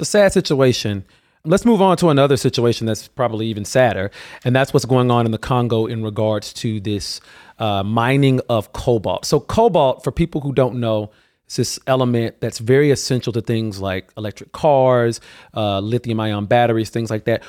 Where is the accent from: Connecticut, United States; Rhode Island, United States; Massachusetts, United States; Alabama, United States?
Alabama, United States; moved away; I was born and raised in Alabama